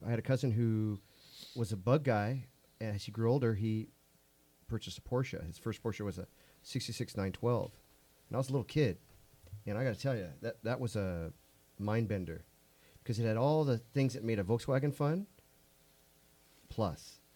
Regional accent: South Gate, California, United States; I grew up in Southgate

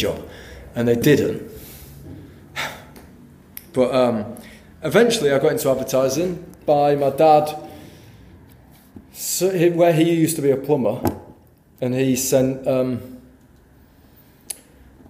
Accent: Yorkshire and the Humber, United Kingdom; I'm from Yorkshire

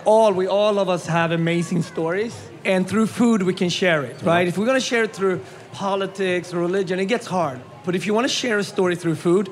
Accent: Sweden; growing up in Sweden

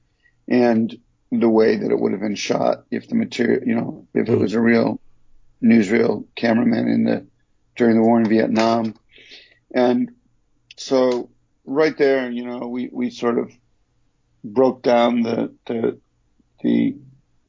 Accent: Detroit, Michigan, United States; moved away; also born or lived in New York; growing up in Detroit and coming to New York

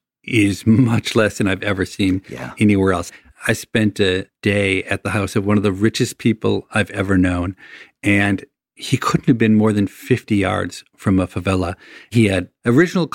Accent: United States

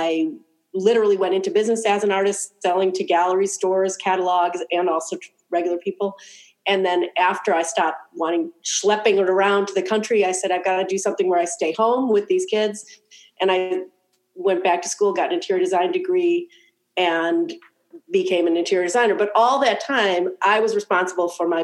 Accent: Cleveland, Ohio, United States; Cleveland because it's my hometown and I love it

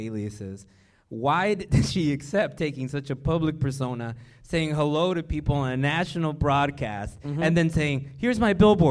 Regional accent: California, United States; growing up in California

